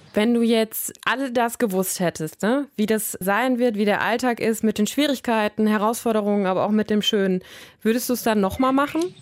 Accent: Germany; bei uns in Deutschland

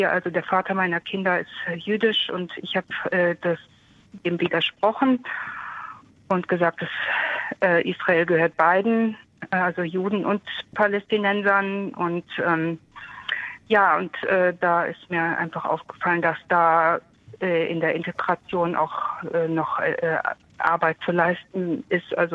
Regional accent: Kehl, Baden-Württemberg, Germany; Ich, äh, nein, aus, aus Kehl. Ich komme aus Kehl.

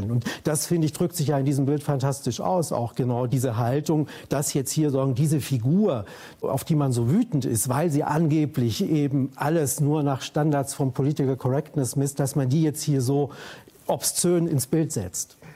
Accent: West Germany, Germany; Neurauch kommt aus dem Osten, ich komme aus dem Westen.

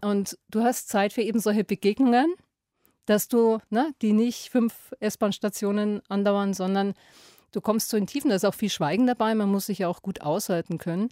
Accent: Lower Bavaria, Germany; in meine niederbayerische Heimat

